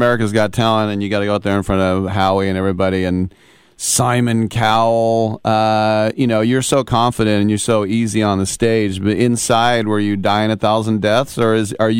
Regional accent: Richmond, California, United States; I grew up in Richmond, California, in the 70s.

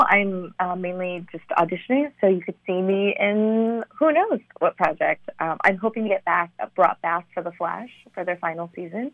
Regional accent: St. Louis, Missouri, United States; also born or lived in China / Ithaca, New York; most of my childhood I would consider St. Louis, Missouri, my hometown

